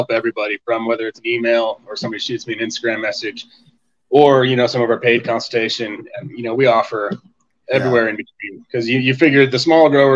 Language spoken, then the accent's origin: English; Colorado, United States; also born or lived in Tucson, Arizona; I was born and raised in Colorado